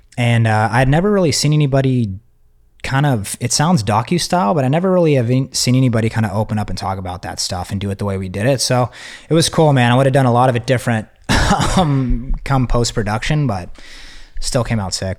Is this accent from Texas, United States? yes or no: yes; Texas, United States; I'm from Texas